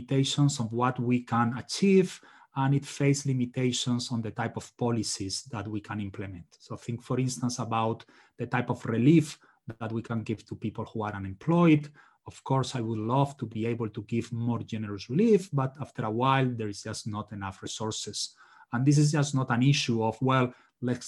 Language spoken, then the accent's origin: English; Spain; now in United States; I'm originally from Spain